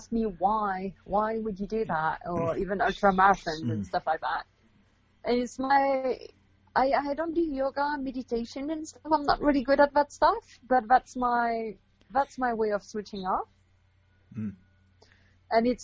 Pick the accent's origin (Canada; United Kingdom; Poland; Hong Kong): Canada; moved away as an adult; also born or lived in South of France / Australia / Quebec; now in Western Canada; I'm Canadian originally